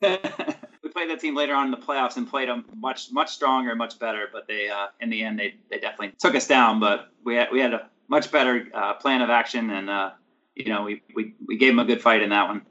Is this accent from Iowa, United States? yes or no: no; Mount Laurel, New Jersey, United States; I grew up in South Jersey, so I was in the Mount Laurel area, so like suburbs of Philadelphia